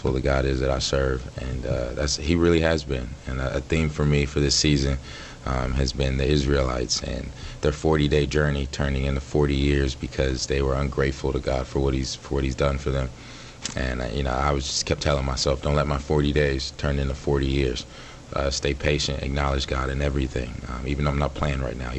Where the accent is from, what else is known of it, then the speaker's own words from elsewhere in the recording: Dallas, Texas, United States; moved away as an adult; also born or lived in Jackson, Mississippi / Atlanta, Georgia / Houston, Texas / Stanford, California; now in Green Bay, United States; I believe it was in kindergarten when we moved to Dallas, and been in Dallas ever since